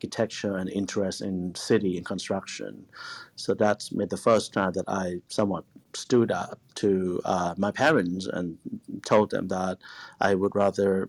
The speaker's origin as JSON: {"language": "English", "region": "Bangkok", "country": "Thailand", "tie": "born or raised there", "also_born_or_lived": "Japan", "moved": "as an adult", "lives_now": "Los Angeles, United States", "said": "when I was growing up in Bangkok"}